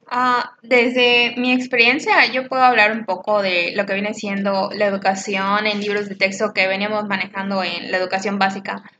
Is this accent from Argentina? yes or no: no; Mexico; como mexicanos que somos